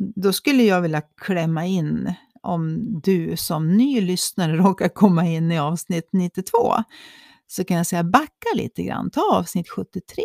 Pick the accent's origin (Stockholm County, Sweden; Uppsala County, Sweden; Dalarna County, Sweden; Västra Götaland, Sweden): Dalarna County, Sweden; Vi är ju från Dalarna